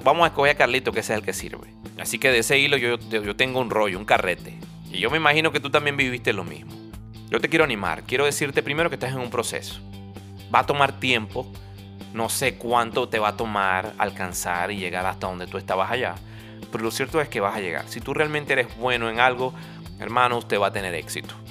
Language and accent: Spanish; Venezuela; moved away as an adult; nosotros salimos de Venezuela